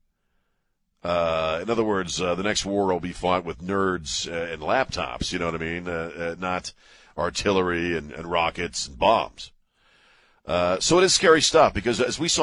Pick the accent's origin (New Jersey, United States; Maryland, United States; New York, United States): Maryland, United States; moved away; my home state of Maryland